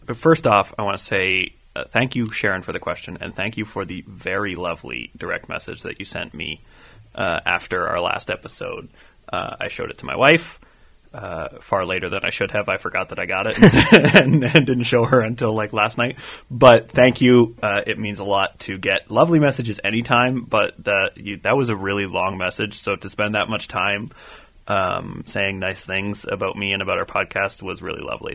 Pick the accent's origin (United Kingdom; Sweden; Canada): Canada; as a Canadian hockey fan